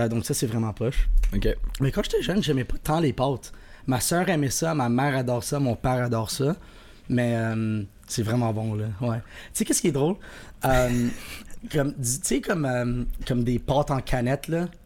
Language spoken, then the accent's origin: French; Quebec, Canada; c'est sûr que c'est moins stressant de se marier en tant que Québécois